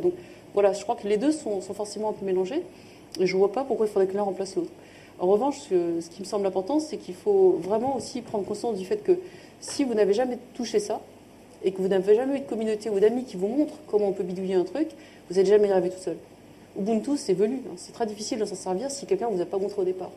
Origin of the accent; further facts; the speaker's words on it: France; accent: franchouillard (French accent in English); j'ai plaisir à parler anglais avec mon accent qui va être un peu franchouillard